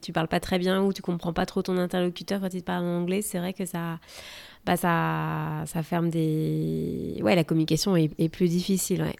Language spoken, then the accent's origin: French; France; now in United States